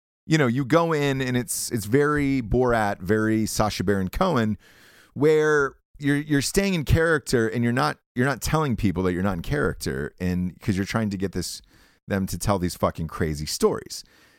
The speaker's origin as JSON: {"language": "English", "region": "Georgia", "country": "United States", "tie": "born or raised there", "also_born_or_lived": "Peoria, Illinois", "said": "I'm originally from Georgia. Grew up there most of my life. Was born in Peoria, Illinois. Parents got divorced. And then my mom got remarried and we moved to Georgia. So I pretty much grew up there. K through 12 was my experience in Georgia."}